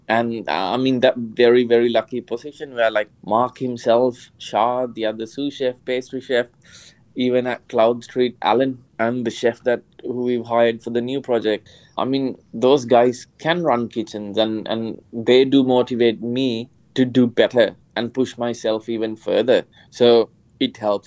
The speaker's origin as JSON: {"language": "English", "country": "Sri Lanka", "tie": "born or raised there", "moved": "yes", "said": "growing up in Sri Lanka"}